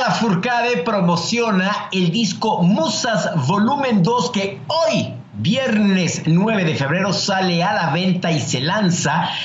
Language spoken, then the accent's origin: Spanish; Mexico; yo como mexicano